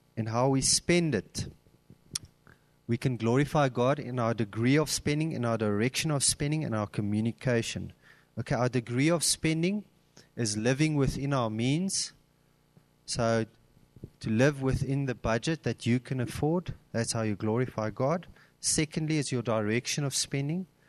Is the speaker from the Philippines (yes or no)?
no; Cape Town, Western Cape, South Africa; now in Gauteng, South Africa; I'm originally from Cape Town, and when I came up to Gauteng